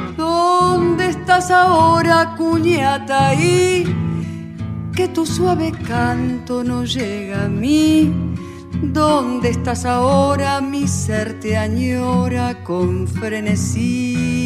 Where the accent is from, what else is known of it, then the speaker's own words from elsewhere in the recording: Buenos Aires, Argentina; Yo soy de acá, soy muy porteña, soy muy de barrio